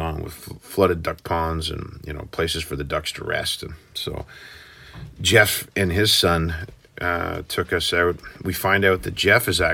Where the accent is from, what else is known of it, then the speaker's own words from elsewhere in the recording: Canada; we're from Canada